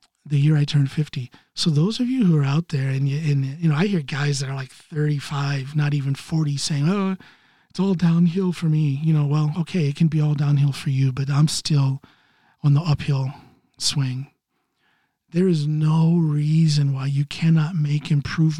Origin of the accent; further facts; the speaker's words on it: Ohio, United States; now in Norway; my home state of Ohio